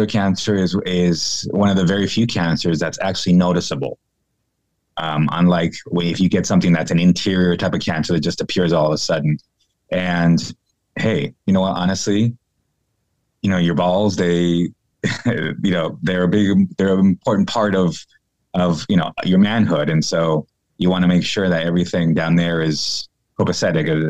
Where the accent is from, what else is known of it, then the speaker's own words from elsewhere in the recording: San Diego, California, United States; moved away as an adult; now in North Carolina, United States; I'm originally from San Diego, California